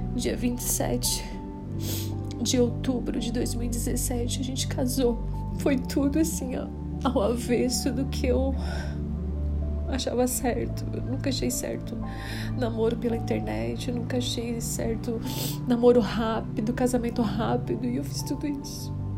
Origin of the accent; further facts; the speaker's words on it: Criciúma, Santa Catarina, Brazil; sou de Criciúma, Santa Catarina.